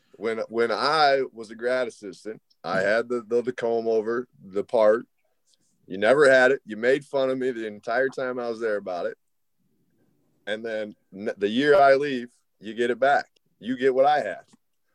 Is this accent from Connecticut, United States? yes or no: no; Mitchell, South Dakota, United States; Mitchell. So we're double A, and they're smaller class. So home of the world's only corn palace.